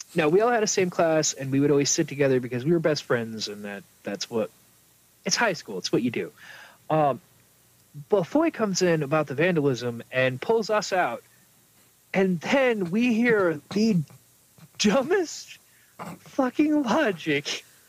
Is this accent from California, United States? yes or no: no; New York, United States; moved away; we grew up in New York State, no. But the part of New York State we were in was like the South